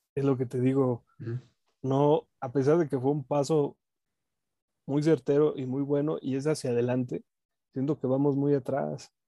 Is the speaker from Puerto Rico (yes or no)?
no; Mexico; uno como mexicano